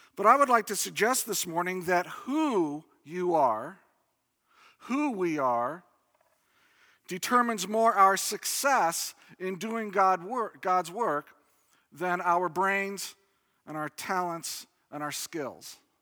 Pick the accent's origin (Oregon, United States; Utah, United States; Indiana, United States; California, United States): Indiana, United States; I grew up in Indiana